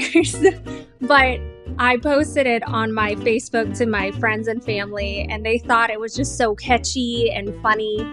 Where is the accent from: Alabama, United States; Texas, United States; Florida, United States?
Florida, United States; Miami; I grew up in Miami, not in the best of areas in Miami.